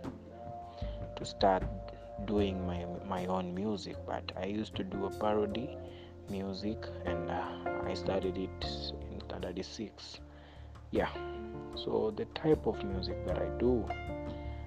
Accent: Western, Kenya; also born or lived in Kibera, Nairobi; now in Nairobi, Kenya; I'm from Western, that's my hometown. Yeah, Western, but in Nairobi, I'm based at Kibera.

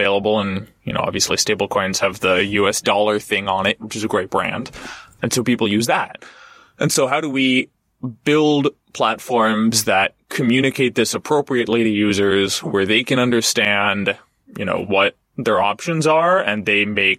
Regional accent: United States; as an American

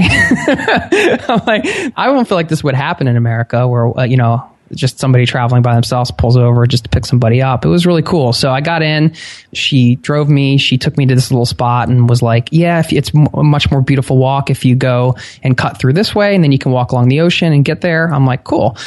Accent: outside of Philadelphia, Pennsylvania, United States; I grew up outside of Philadelphia

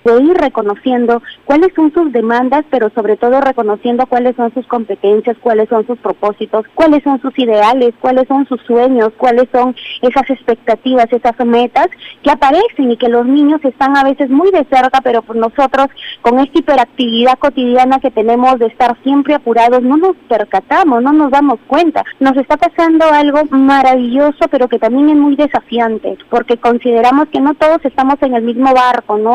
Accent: Peru; nosotros como peruanos

